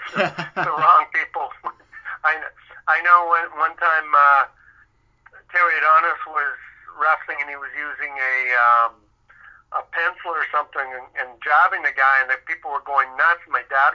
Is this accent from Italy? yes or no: no; Victoria, British Columbia, Canada; also born or lived in Vancouver; I grew up in Victoria and then moved to Vancouver, and I lived in the Marple area